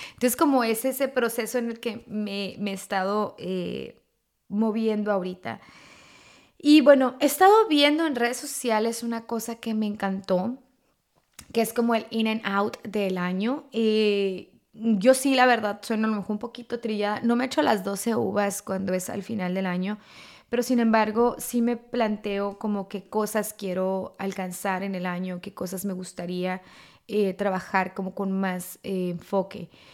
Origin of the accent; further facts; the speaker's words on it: Mexico; moved away; culturalmente estamos acostumbrados eh, en México o como latinos